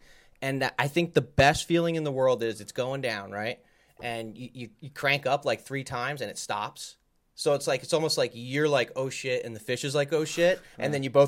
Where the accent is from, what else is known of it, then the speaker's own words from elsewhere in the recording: New Jersey, United States; I don't even know how I did it over the years because I came from Jersey.